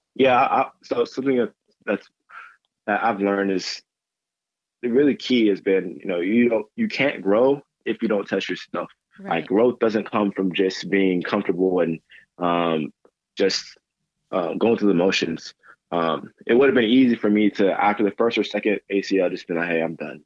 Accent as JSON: {"language": "English", "town": "Grand Prairie", "region": "Texas", "country": "United States", "tie": "born or raised there", "also_born_or_lived": "Dallas / Mobile, Alabama", "said": "I'm from Grand Prairie, grew up in Grand Prairie"}